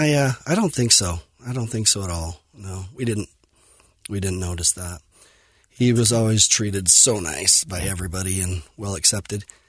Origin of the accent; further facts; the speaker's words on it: Fillmore, Utah, United States; I grew up in Fillmore, um, Utah, on a farm, and dairy farm, crop farm, and loved Millard High School